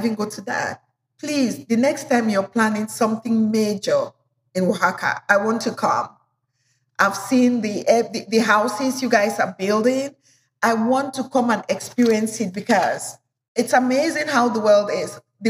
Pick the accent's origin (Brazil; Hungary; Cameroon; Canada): Cameroon; also born or lived in Nigeria; And the notion that our cultural food, I come from Cameroon and Nigeria, the notion that our cultural food is not as healthy, it's so wrong